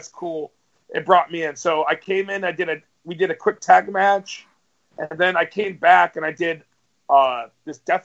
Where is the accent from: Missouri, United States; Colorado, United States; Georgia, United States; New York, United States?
New York, United States; New York City; I'm from Brooklyn.